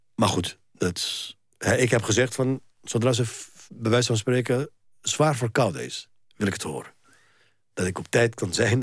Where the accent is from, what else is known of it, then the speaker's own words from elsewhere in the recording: Egypt; now in Netherlands; Ik ben een Egyptenaar en ik ben een Nederlander